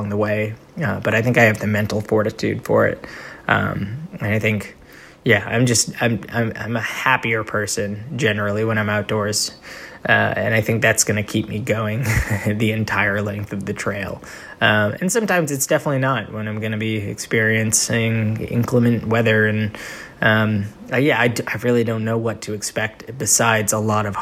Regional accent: Northeast, United States; I'm from the Northeast

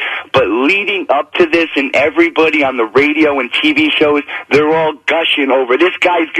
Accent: New York, United States; now in Connecticut, United States; I am a New Yorker

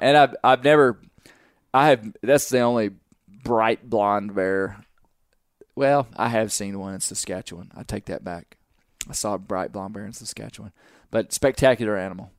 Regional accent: Arkansas, United States; we're from Arkansas

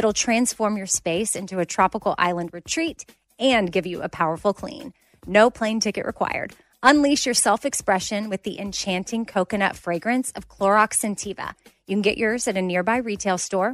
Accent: Austin, Texas, United States; the neighborhood where I grew up in Austin, Texas

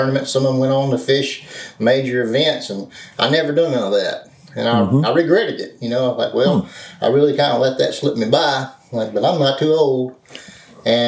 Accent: Louisiana, United States; I'm from Louisiana, and at that time, there were no crappie tournaments in Louisiana

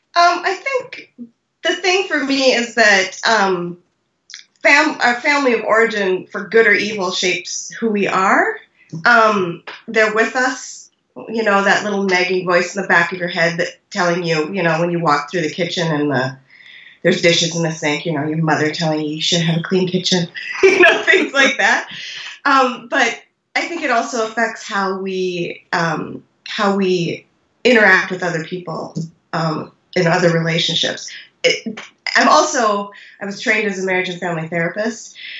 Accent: North Dakota, United States; now in Iowa, United States; communities where I grew up in North Dakota

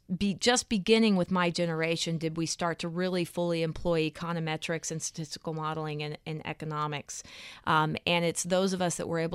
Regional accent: Texas, United States; It's that I was raised in the South, {S5} mm-hmm. {S4} in Texas, and there's this sense of perpetual optimism.

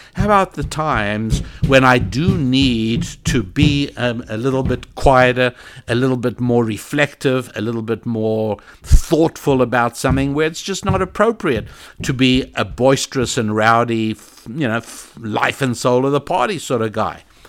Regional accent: South Africa; moved away; I was born in South Africa

